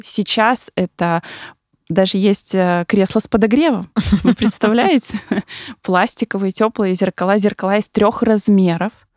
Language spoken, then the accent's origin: Russian; Siberia, Russia; moved away as an adult; now in Moscow, Russia; человек, который недавно переехал в Москву, я сама из Сибири